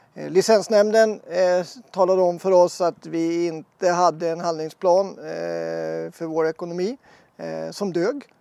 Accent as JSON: {"language": "Swedish", "town": "Östersund", "region": "Jämtland", "country": "Sweden", "tie": "born or raised there", "also_born_or_lived": "Norrbotten / Stockholm", "moved": "as an adult", "said": "flyttade hit när jag var eh, åtta år eh, och bodde här"}